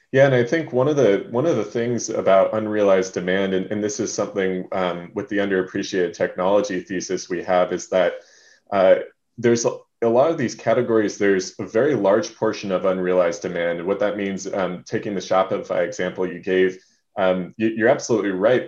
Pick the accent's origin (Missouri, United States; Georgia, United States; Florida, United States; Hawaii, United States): Hawaii, United States; now in Seattle, United States; I grew up in Hawaii